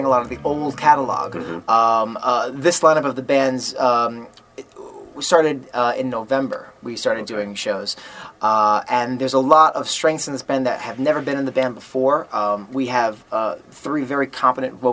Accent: Long Island, New York, United States; now in Brooklyn, United States; I'm New York born and bred. Not the city. I'm originally from Long Island

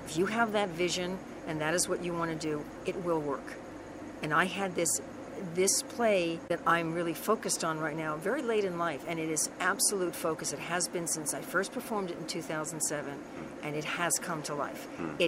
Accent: New York, United States; I'm a New Yorker.

